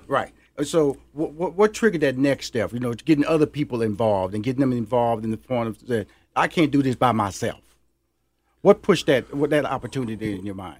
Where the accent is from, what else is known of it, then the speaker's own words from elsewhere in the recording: Houston, Texas, United States; now in Atlanta, United States; I'm from Houston, Texas